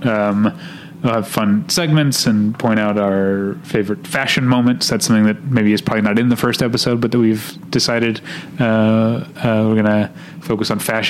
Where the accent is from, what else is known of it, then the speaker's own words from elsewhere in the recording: Midwest, United States; accent: Midwestern; moved away; my Midwestern accent